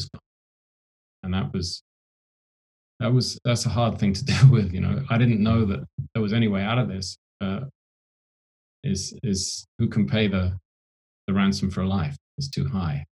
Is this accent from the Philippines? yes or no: no; Oxfordshire, South East England, United Kingdom; I grew up in Oxfordshire in England.